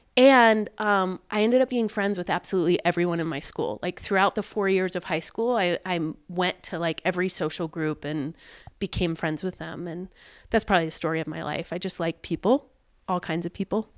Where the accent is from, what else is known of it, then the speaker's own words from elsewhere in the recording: Richmond, Virginia, United States; now in Montana, United States; I grew up in Richmond, Virginia